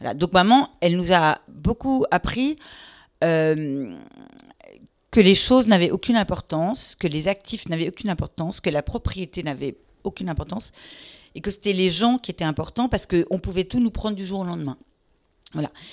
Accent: Meudon, Île-de-France, France; also born or lived in Paris; je suis une pure parisienne. Euh, mais en fait, et donc j'ai vécu à Meudon, hein, tout près de Paris.

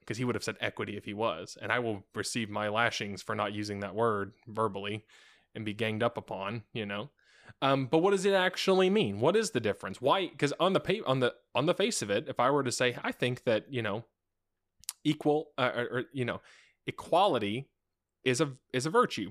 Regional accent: United States; we actually don't live in the same classist system

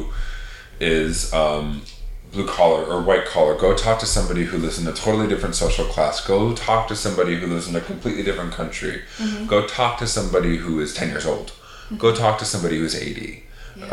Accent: right outside of Fargo, North Dakota, Minnesota, United States; I grew up in Minnesota, right outside of Fargo, North Dakota

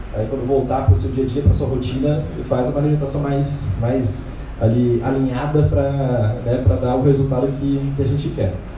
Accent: Brazil; como brasileiros

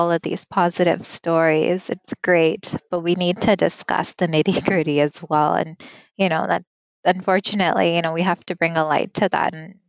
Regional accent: Canada; first language Punjabi; Being a first generation Canadian, I didn't really speak Punjabi growing up. It wasn't until I turned 19 that I kind of got a grasp of the language, and I'm still working on it. I'm still trying because it's my mother tongue

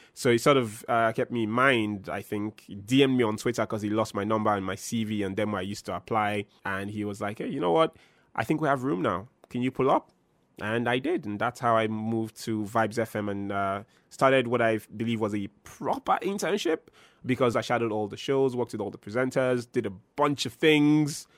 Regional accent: Benin City, Edo, Nigeria; moved away as an adult; also born or lived in Lagos; now in Abuja, Nigeria; I've gone to radio in twenty twelve in my hometown of Benin City, and I've moved across the country

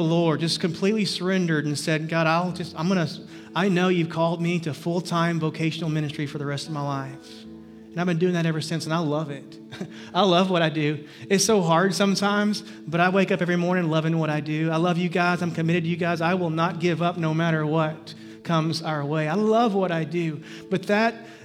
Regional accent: Livingston, Texas, United States; I grew up in Livingston, Texas

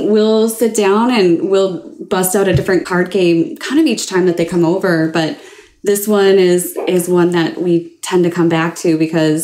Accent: Midwest, United States; I'm Midwesterner as well

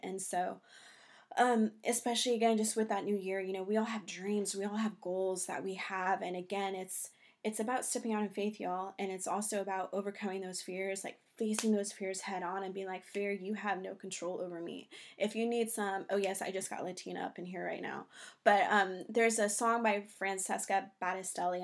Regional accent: California, United States; moved away as an adult; also born or lived in New York; now in North Carolina, United States; We're originally from California, living in New York for about three years

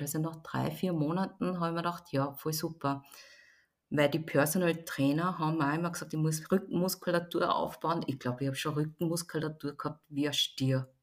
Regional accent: Linz, Upper Austria, Austria; Hören tut man es auch nicht, weil ich bin in Österreich geboren, in Linz, in Oberösterreich.

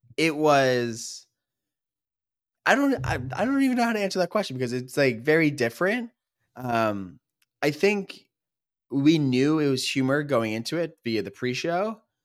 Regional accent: Philadelphia, Pennsylvania, United States; We are brothers from the Philadelphia area

